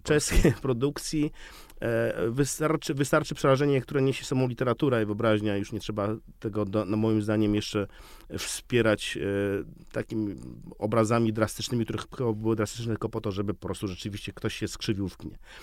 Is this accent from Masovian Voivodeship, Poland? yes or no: no; Białystok, Podlaskie Voivodeship, Poland; now in Warsaw, Poland; Jestem białostoczaninem, ale od 30 lat mieszkającym w Warszawie